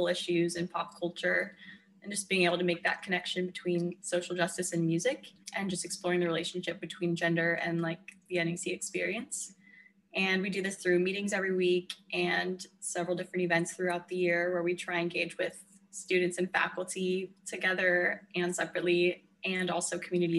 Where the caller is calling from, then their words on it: California, United States; I'm calling in from California, and right now I'm working on getting through this semester.